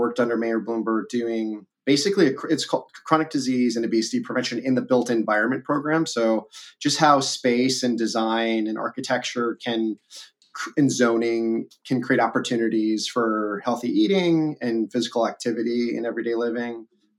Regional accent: outside of Milwaukee, Wisconsin, United States; moved away as an adult; also born or lived in New York City; I grew up outside of Milwaukee. And my now partner, my now wife, we moved to New York City, you know, in our 20s, and we were there for like 13 years

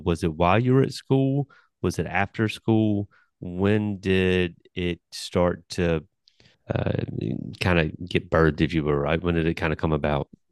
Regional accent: New Bern, North Carolina, United States; I'm from Newbern, North Carolina

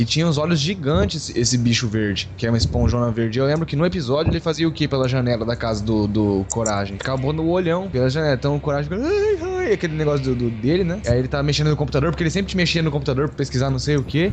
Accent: Três Lagoas, Mato Grosso do Sul, Brazil; now in São José do Rio Preto, Brazil; eu sou de Três Lagoas, e aí o povo ficou lá e eu vim pra cá, pra Rio Preto

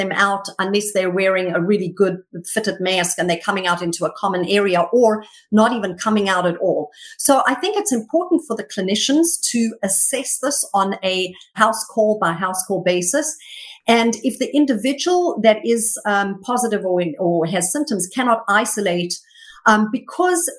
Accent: South Africa; moved away as an adult; now in United States; I was born and raised until I was in my early 20s in South Africa.

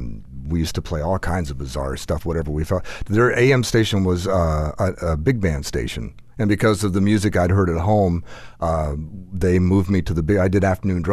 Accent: Fort Pierce, Florida, United States; I'd come from Fort Pierce. I was born and raised in Fort Pierce, worked in radio there for about 8 years.

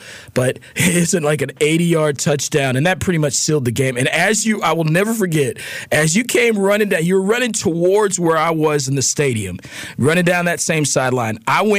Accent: Winston-Salem, North Carolina, United States; that's my hometown, Winston-Salem, our hometown, CL and I.

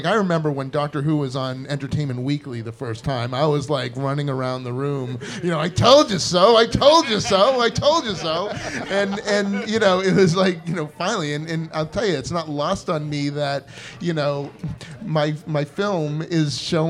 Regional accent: Natick, Massachusetts, United States; because I grew up in Natick.

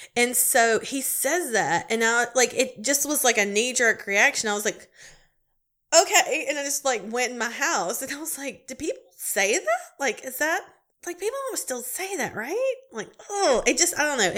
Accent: Charlotte area, North Carolina, United States; I'm on an event planning committee here in my hometown

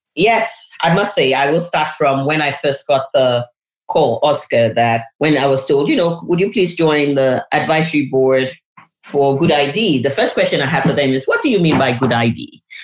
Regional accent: Nigeria; I'm a Nigerian by birth

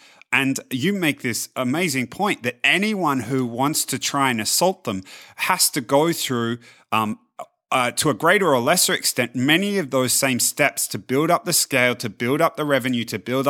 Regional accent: Australia; So growing up in Australia, it used to, particularly as the internet came around, it used to frustrate me no end

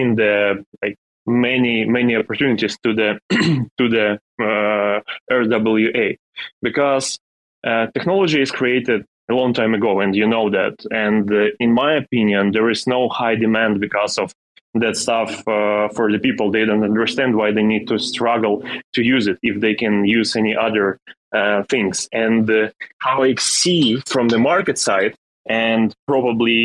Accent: Ukraine; English is a second language; I am a guy from Ukraine and I live in a small city in the middle of Ukraine, and I'm living with my parents in house

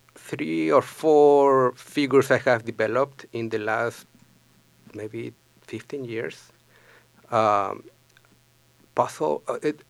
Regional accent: Lima, Peru; moved away as an adult; also born or lived in Grand Forks, North Dakota; now in St. Paul, United States; I am originally from Peru

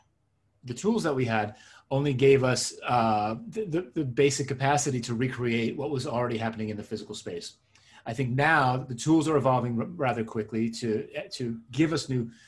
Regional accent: suburban New Jersey, United States; born or raised there; first language Hebrew; English is a second language; also born or lived in Israel / Queens, New York City

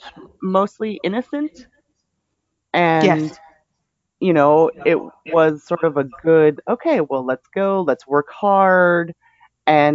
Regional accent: Minnesota, United States; now in Texas, United States; I'm in America and I'm in Texas, although I'm originally from Minnesota. So if you've heard Texas accents anymore, mine is nothing near

